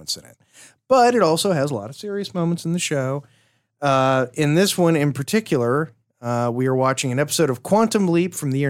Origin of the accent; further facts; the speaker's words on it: Central Time Zone, United States; Because I grew up in the Central Time Zone.